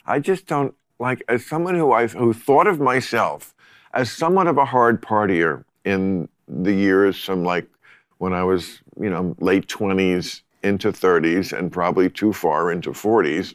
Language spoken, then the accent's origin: English; New Jersey, United States; New Jersey